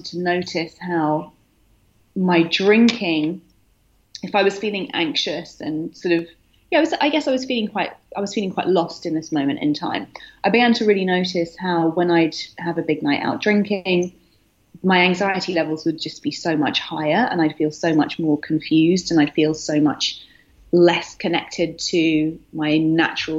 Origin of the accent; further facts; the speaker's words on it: United Kingdom; moved away as an adult; also born or lived in London; now in New York, United States; I'm currently based in New York, but I'm British, as you can hear